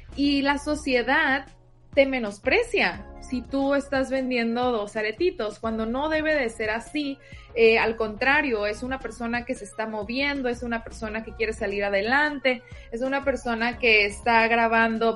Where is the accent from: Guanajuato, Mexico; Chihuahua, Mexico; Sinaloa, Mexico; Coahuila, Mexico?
Sinaloa, Mexico; moved away as an adult; now in Tijuana, Mexico; Yo, como les digo, soy de Sinaloa y llegué a vivir a Tijuana hace aproximadamente cinco años